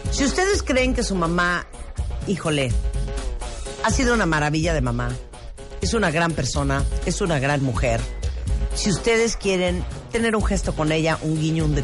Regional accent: Mexico; si soy mexicana, tengo pasaporte.

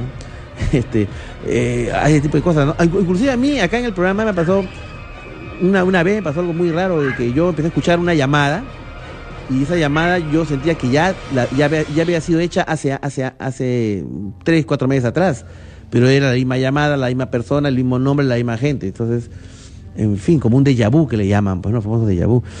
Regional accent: Lima, Peru; mi querido colegio, Colegio Guadalupe. Y un saludo a toda la promoción promoción 78

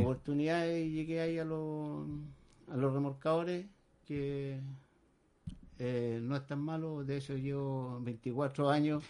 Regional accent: San Antonio, Valparaíso, Chile; yo soy nacido y criado acá en San Antonio

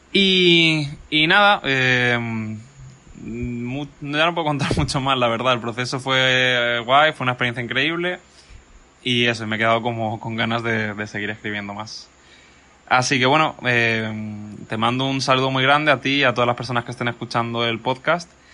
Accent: Mallorca, Balearic Islands, Spain; moved away as an adult; also born or lived in San Antonio de los Baños, Cuba; now in Cuba; Estudié en Mallorca, yo soy de Mallorca

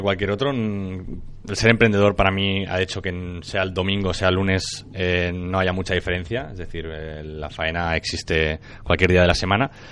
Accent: Maresme, Catalonia, Spain; also born or lived in Barcelona; nací en Barcelona y luego mis padres decidieron moverse al Maresme para estar más tranquilos

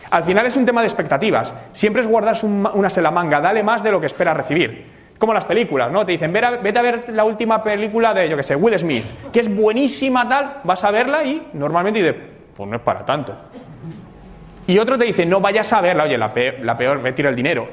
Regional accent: Madrid, Community of Madrid, Spain; moved away as an adult; now in Canada; soy de Madrid, llevo dos años viviendo en Canadá

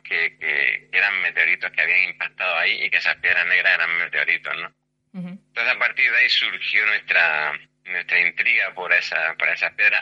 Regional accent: Granada, Andalusia, Spain; somos de Granada

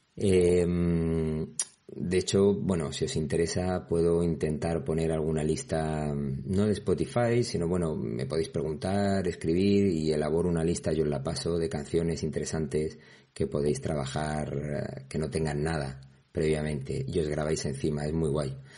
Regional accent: Andalusia, Spain; Es que soy andaluz.

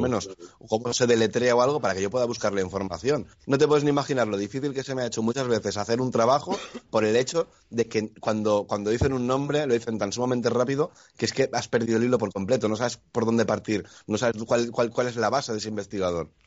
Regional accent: Spain; en mi pueblo, Esteban, eh, aquí en España

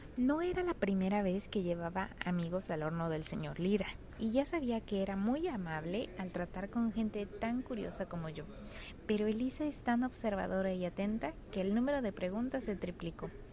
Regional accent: Puebla, Mexico; mi tierra poblana

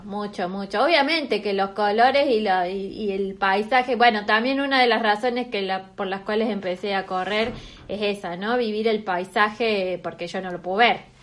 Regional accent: Córdoba, Argentina; moved away as an adult; also born or lived in Neuquén; now in Buenos Aires, Argentina; yo hace 12 que vivo en Buenos Aires, soy de Córdoba, pero hace 12 que vivo en Buenos Aires

